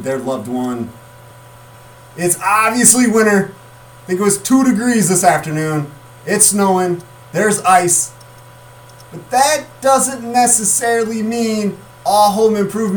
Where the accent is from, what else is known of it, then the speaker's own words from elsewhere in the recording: Mendota, United States; come back and do sports in this area, my hometown